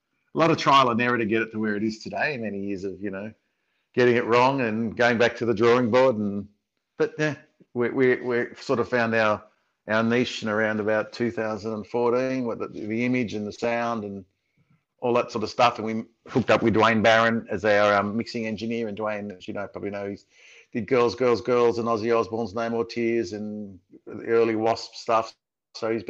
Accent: Sydney, New South Wales, Australia; I'm from Sydney

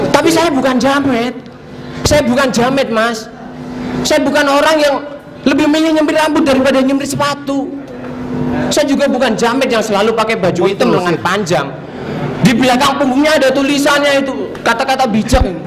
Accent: Java, Indonesia; moved away as an adult; now in Jakarta, Indonesia; saya ini dari Jawa

